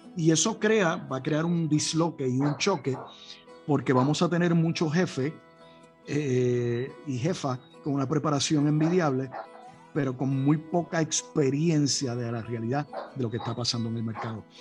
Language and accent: Spanish; Puerto Rico; nuestra isla